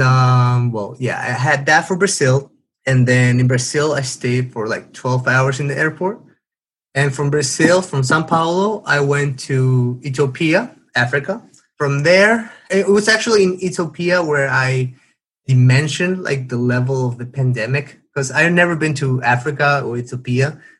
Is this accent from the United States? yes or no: no; Paraguay; moved away as an adult; now in South Korea; I am from South America, Paraguay, and I recently moved to South Korea about 12 days ago.